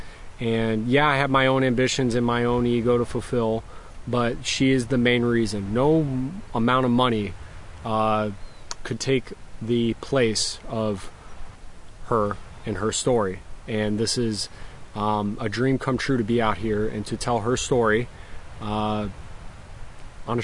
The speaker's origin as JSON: {"language": "English", "region": "Florida Keys", "country": "United States", "tie": "born or raised there", "moved": "yes", "lives_now": "New York, United States", "said": "I grew up in the Florida Keys"}